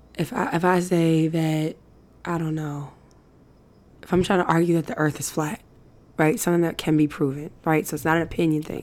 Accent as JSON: {"language": "English", "region": "New York", "country": "United States", "said": "we are of New York. Like, we're from New York."}